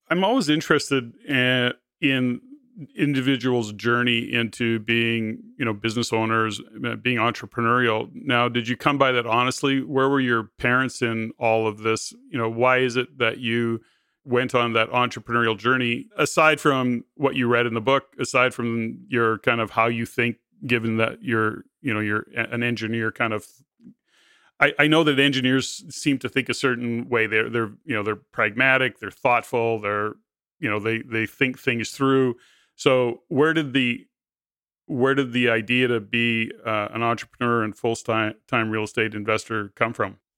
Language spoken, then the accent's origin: English; Hammond, Ontario, Canada; born or raised there; now in Ottawa, Canada